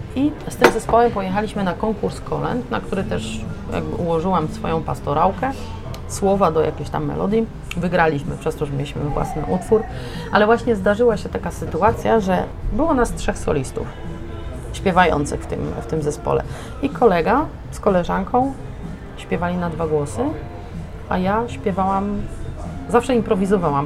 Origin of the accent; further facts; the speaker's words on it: Limanowa, Lesser Poland, Poland; now in Wrocław, Poland; Ja pochodzę z Limanowej, to jest miejscowość koło Nowego Sącza na południu Polski.